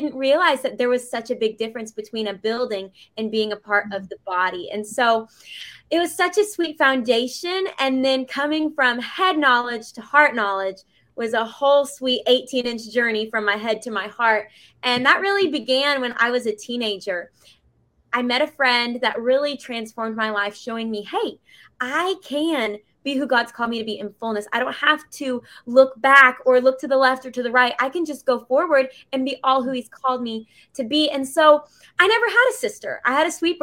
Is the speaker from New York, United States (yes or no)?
no; Bentonville, Arkansas, United States; moved away as an adult; now in Middle Tennessee, United States; I grew up in Bentonville, Arkansas for the first 18 years of my life